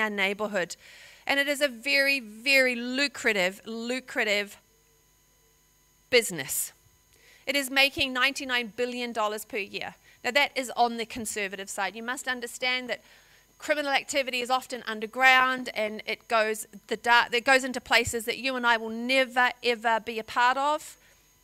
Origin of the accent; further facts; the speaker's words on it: New Zealand; moved away as an adult; now in Australia; I'm a New Zealander